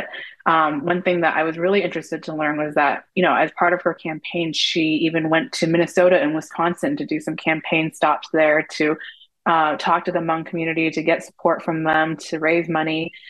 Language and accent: English; Palestine; I am Middle Eastern. I'm Palestinian.